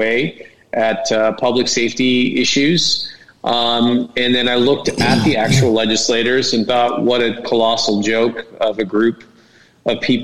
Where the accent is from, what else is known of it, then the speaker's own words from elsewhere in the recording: Corona, California, United States; I grew up in Corona